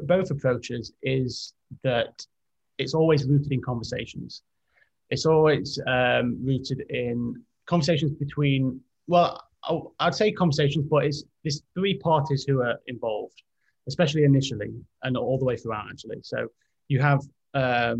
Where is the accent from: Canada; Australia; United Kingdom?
United Kingdom; Derby, East Midlands; moved away as an adult; also born or lived in London; now in United States; I grew up in Derby, went to university in London